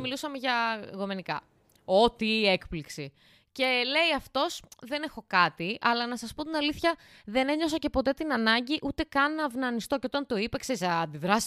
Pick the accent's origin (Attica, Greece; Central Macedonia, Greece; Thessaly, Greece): Thessaly, Greece; Larissa; εγώ είμαι Λαρισαία, γέννημα θρέμα